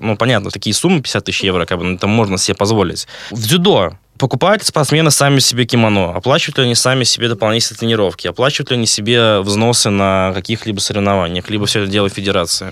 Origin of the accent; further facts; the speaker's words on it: Vyborg, Leningrad Oblast, Russia; Я сам э, родом из Выборга